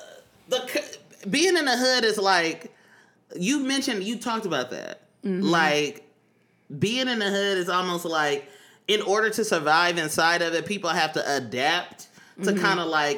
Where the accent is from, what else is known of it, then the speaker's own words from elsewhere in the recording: Oakland, California, United States; first language African American Vernacular English; in Oakland, I grew up around Cambodian people with gold teeth and dreadlocks